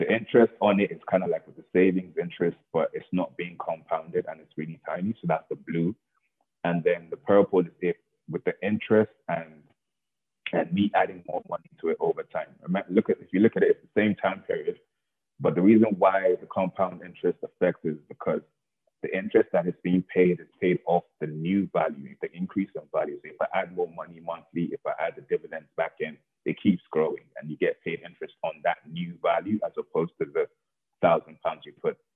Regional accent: Lagos, Nigeria; when I was born in Lagos

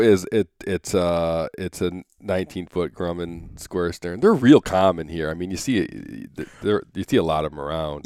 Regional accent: Michigan, United States; moved away as an adult; now in Anchorage, United States; I grew up in Michigan

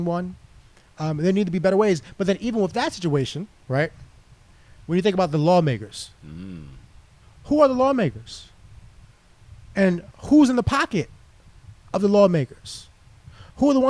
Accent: New York City, New York, United States; growing up in inner city, growing up in Harlem, single mom, being raised, only boy, youngest

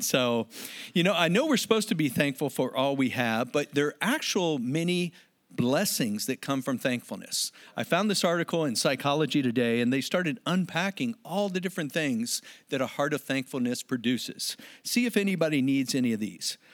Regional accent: United States; now in San Diego, United States; as an American

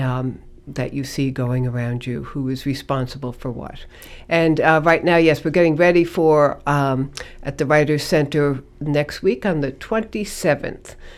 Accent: New York City, New York, United States; moved away as an adult; also born or lived in Colorado; now in Gloucester, United States; I was born in the Bronx, grew up in New York

